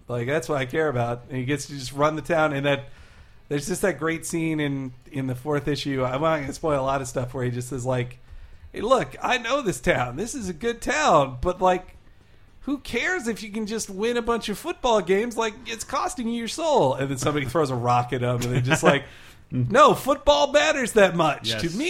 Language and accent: English; Arkansas, United States; born or raised there; moved away